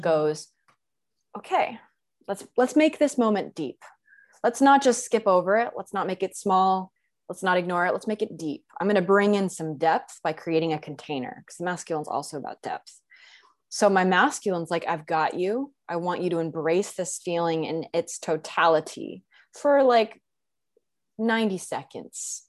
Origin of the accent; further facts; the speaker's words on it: Texas, United States; was born and raised in Texas